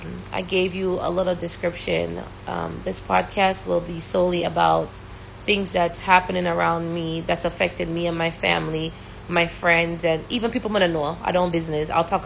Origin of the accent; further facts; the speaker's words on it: Brooklyn, New York, United States; also born or lived in Jamaica; knowing that she came from Guyana and I came from Jamaica. But it was such an awesome thing, you know. But I'm not gonna lie to you, it definitely gave me a culture shock. And growing up in Brooklyn, it was just awesome.